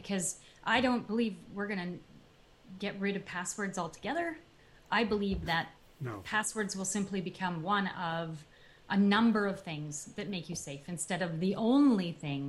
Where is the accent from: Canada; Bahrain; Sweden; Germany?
Canada; now in United States; a Canadian, so I'm originally from Canada.